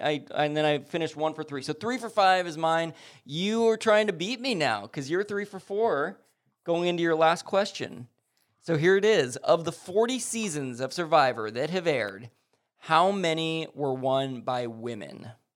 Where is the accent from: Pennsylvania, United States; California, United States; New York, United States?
California, United States; Lomita; also born or lived in Los Angeles, California; my hometown and where I've spent most of my life is Lomita, California